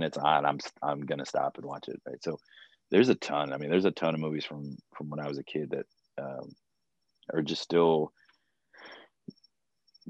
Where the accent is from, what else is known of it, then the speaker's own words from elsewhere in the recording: Florida, United States; moved away; also born or lived in Maryland / Georgia; Growing up in Florida